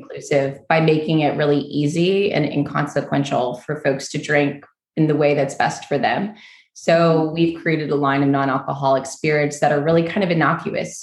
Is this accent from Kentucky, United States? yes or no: yes; Kentucky, United States; moved away as an adult; also born or lived in New York; I moved back home to Kentucky from New York.